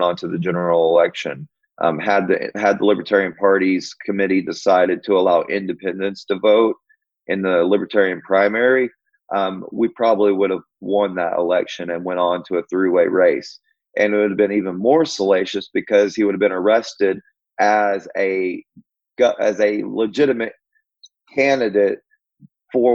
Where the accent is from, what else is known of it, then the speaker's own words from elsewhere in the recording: Pauls Valley, Oklahoma, United States; I've lived in Oklahoma all my life